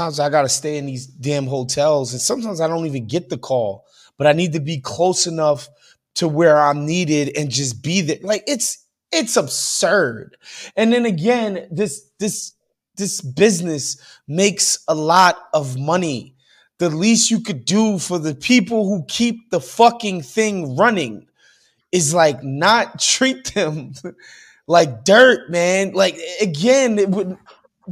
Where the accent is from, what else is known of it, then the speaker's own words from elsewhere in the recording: New York, United States; I'm from New York